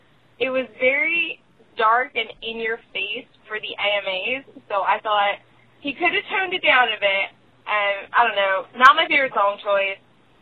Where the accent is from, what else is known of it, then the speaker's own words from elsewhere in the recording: New Jersey, United States; I'm from Jersey.